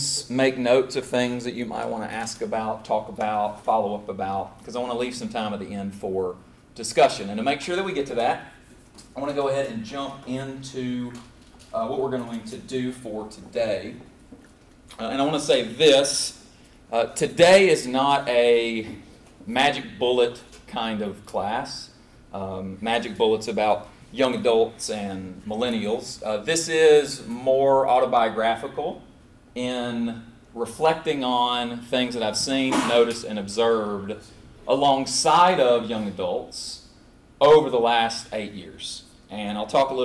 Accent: Clarksville, Tennessee, United States; also born or lived in Brisbane, Australia / Abilene, Texas / Lebanon, Tennessee; Tennessee's home for me. I grew up there in Clarksville, Tennessee

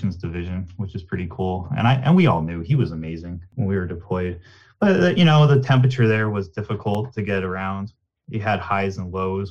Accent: Nanticoke, Pennsylvania, United States; Growing up in Nanticoke, it was a very small town

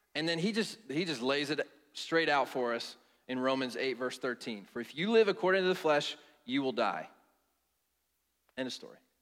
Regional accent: Cincinnati, Ohio, United States; now in Atlanta, United States; I'm originally from Cincinnati

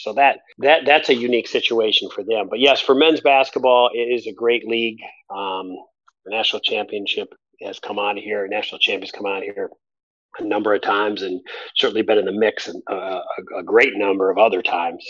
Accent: Midwest, United States; it is a little unique being a Midwesterner and getting on a bus in January to go to a game and being in shorts and t-shirt

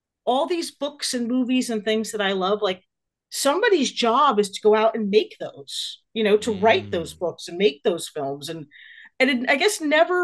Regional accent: New Jersey, United States; I grew up in New Jersey

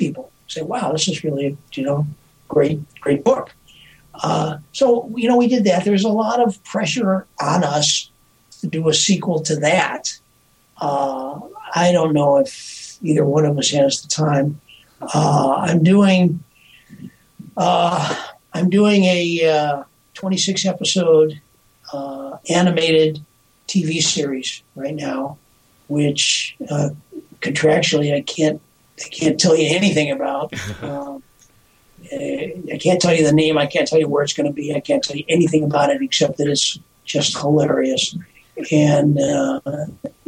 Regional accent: Earlville, United States; when I grew up in Earlville

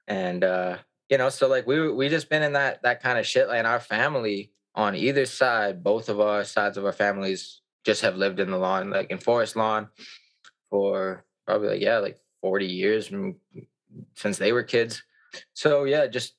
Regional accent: Calgary, Alberta, Canada; also born or lived in Whitehorse, Yukon / High River, Alberta; I've been in Calgary since like eight years old or 7 years old

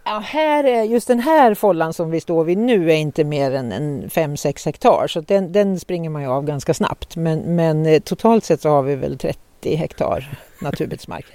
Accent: Norrland, Sweden; Jag är ju norrlänning

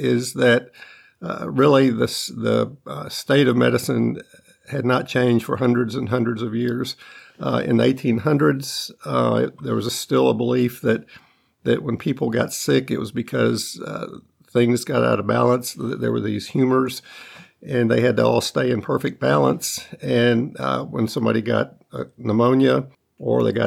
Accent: North Alabama, United States; I grew up in North Alabama.

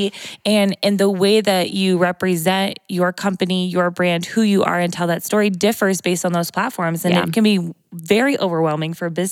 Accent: Morton, Illinois, United States; I'm a local girl. So I grew up here, born and raised in Morton

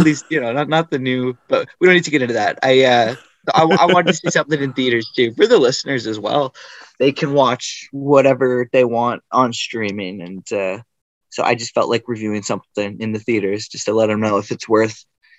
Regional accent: Guelph, Ontario, Canada; I was raised in Guelph.

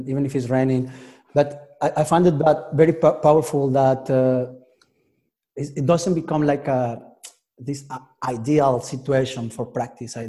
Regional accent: Mexico; now in Paris, France; I'm from Mexico originally

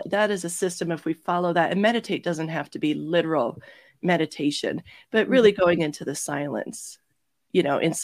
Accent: Toronto, Ontario, Canada; moved away as an adult; also born or lived in Georgia, United States; I'm originally from Toronto

